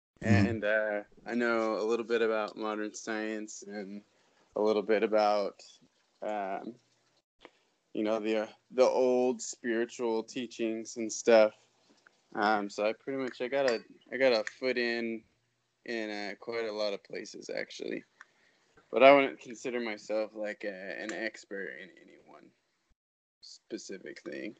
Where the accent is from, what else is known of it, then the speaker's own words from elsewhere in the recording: Lake Stevens, Washington, United States; also born or lived in Edmonds, Washington; now in Wenatchee, United States; I was raised in Lake Stevens, and right now I'm in Wenatchee.